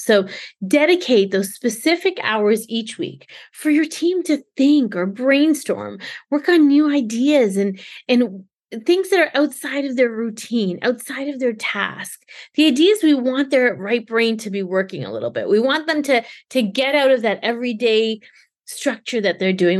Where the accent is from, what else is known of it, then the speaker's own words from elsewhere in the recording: Canada; I'm born and raised Canadian